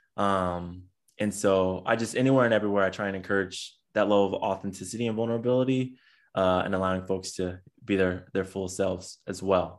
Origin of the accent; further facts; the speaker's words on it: San Diego, California, United States; now in Long Beach, United States; I'm originally from San Diego, California, um, but now reside in Long Beach, uh, California